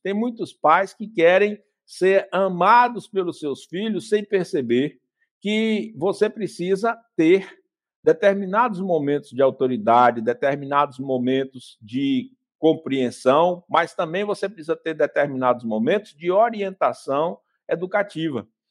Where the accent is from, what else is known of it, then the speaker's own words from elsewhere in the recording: Vitória da Conquista, Bahia, Brazil; Eu, quando era criança pequena, em Vitória da Conquista, a gente ia para a escola a pé.